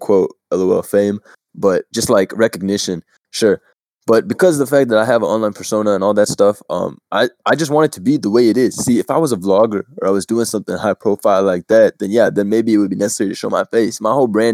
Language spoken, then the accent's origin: English; Chicago, Illinois, United States; I'm from Chicago